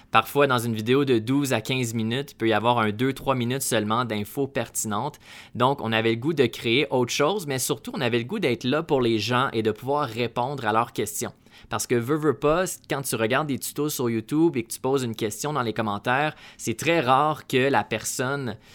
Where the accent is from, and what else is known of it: Canada; accent: Canadian